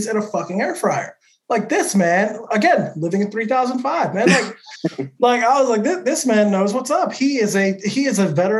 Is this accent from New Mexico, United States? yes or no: yes; New Mexico, United States; moved away as an adult; also born or lived in California / Austin, Texas; growing up, I'm from New Mexico, right? New Mexico is not exactly known for like pizza and Italian food and shit.